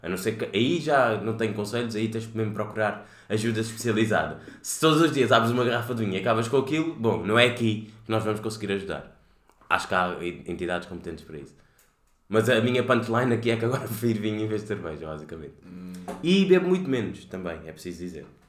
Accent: Cape Verde; moved away as an adult; also born or lived in Lisbon, Portugal; Vim de Cabo Verde

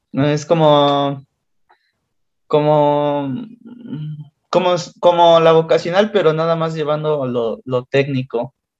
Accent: Mexico; accent: Mexican

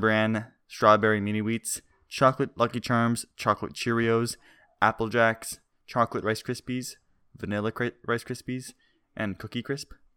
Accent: Canada; we're Canadian.

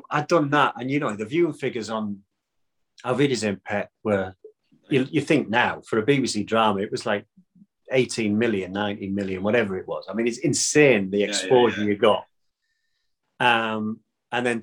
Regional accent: Stockton-on-Tees, North East England, United Kingdom; born or raised there; accent: Teesside; now in South of England, United Kingdom

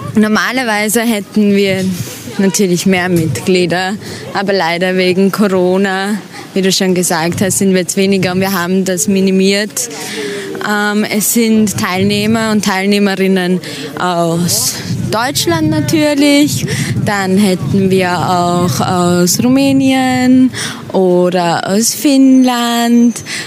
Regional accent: Vienna, Austria; Und zwar bin ich aus Wien, aus dem schönen, tollen Österreich mit den wunderschönen Bergen

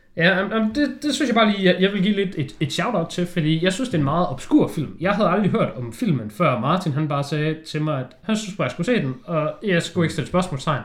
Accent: Denmark; jeg er jo bare en dansker

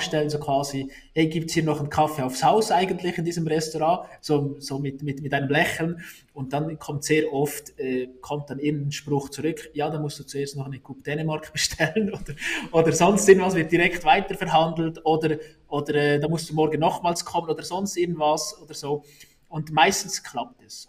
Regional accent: Salgesch, Valais, Switzerland; accent: Walliser Dialekt; ich komme aus, aus Salkesch, Salkesch ist ein, ist ein Weindorf und da hast, äh, auch, mein, auch mein Großvater hat den Weinkeller und dann wächst du halt so auf

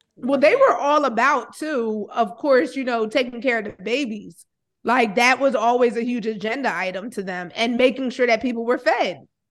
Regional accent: New Jersey, United States

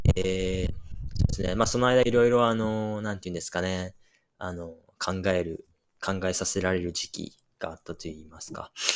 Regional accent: Yamaguchi, Japan; moved away as an adult; also born or lived in Hokkaido; now in Brisbane, Australia; 山口県で生まれて、大学卒業までずっと山口県に住んでました。

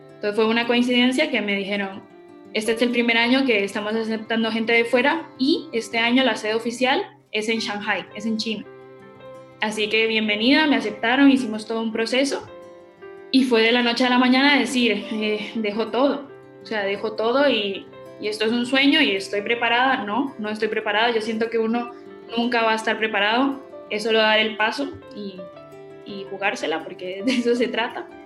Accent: Alajuelita, San José, Costa Rica; moved away as an adult; now in Spain; soy de Alajuelita, soy de Costa Rica

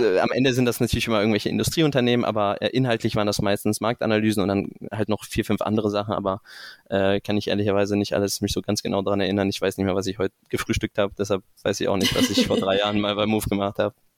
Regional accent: Stuttgart area, Baden-Württemberg, Germany; moved away as an adult; also born or lived in Münster / Rotterdam / Singapore; now in Frankfurt, Germany; bin größtenteils aufgewachsen in der Ecke Stuttgart

